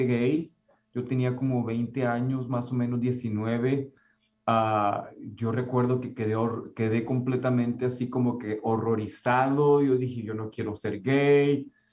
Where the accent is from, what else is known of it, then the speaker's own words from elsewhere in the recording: Mexico; now in Concord, United States; mi identidad como latino, como mi identidad como mexicano